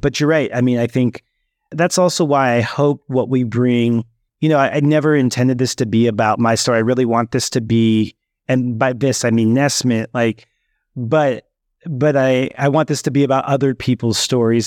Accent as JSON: {"language": "English", "area": "Bay Area", "region": "California", "country": "United States", "tie": "born or raised there", "also_born_or_lived": "Oakland / Berkeley", "said": "I grew up in the Bay Area, um, was born in Oakland, and then we, our first home was then in Berkeley"}